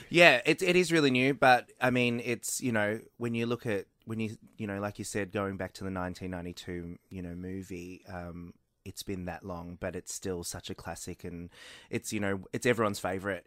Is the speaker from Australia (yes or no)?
yes; Melbourne, Victoria, Australia; Melbourne, which is my hometown